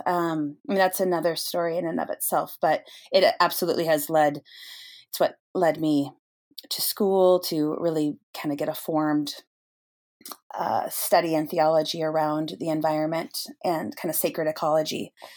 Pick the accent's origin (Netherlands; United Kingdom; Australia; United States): United States; Snohomish, Washington; I grew up in a little town um, in the North Cascades, or at least in the foothills of it, uh, Snohomish, Washington